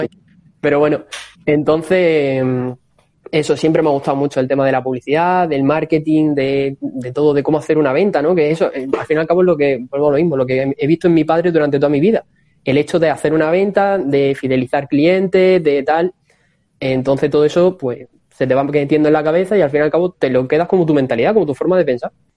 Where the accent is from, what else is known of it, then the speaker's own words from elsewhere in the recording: Don Benito, Extremadura, Spain; moved away as an adult; now in Cáceres, Spain; soy de Don Benito, que actualmente estoy en Cáceres